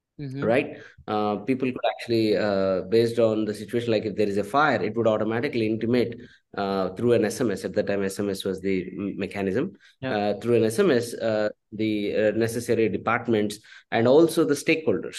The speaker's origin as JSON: {"language": "English", "region": "Andhra Pradesh", "country": "India", "tie": "born or raised there", "also_born_or_lived": "Tumkur, Karnataka", "moved": "as an adult", "said": "my upbringing has been in Andhra Pradesh."}